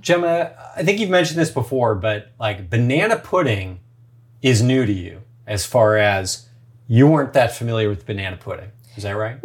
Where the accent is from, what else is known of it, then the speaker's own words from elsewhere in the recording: United States; also born or lived in Santa Monica / San Francisco; growing up in the States